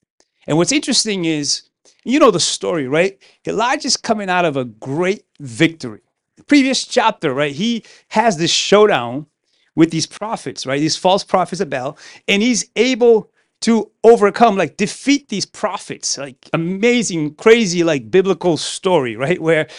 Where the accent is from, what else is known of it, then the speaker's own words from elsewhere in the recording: Pawtucket, Rhode Island, United States; English is a second language; I grew up in Pawtucket, Rhode Island. My parents immigrated here in 1993. I was 15 years old. I'm from the West Coast of Africa. So English is not my first language.